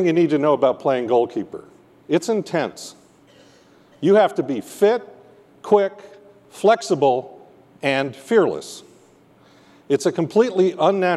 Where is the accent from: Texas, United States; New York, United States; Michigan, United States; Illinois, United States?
New York, United States; moved away as an adult; also born or lived in Vermont / Pennsylvania / Alaska; now in Seattle, United States; I was born in Vermont. I grew up in New York and went to college in Pennsylvania